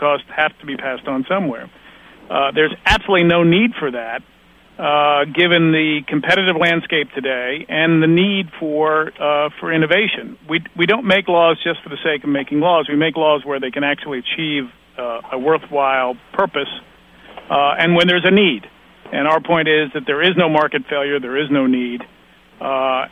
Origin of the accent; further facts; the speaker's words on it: United States; I come from the United States